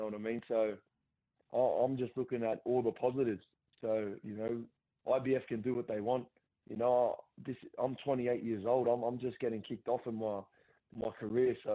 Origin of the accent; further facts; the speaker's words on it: Central Coast, New South Wales, Australia; my hometown